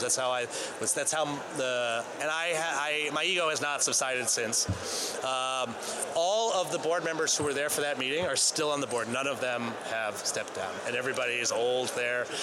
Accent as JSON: {"language": "English", "region": "Maine", "country": "United States", "tie": "born or raised there", "said": "I'm from Maine"}